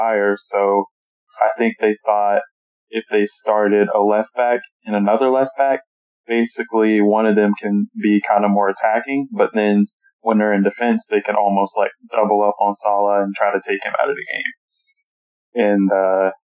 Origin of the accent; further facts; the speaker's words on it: Florida, United States; also born or lived in Texas; I'm from Florida. Really, I was born in Texas, but I'm from Florida